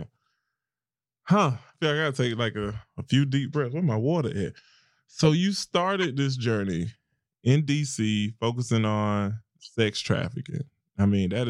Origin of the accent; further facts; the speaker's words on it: near Augusta and Aiken, South Carolina, United States; moved back to my hometown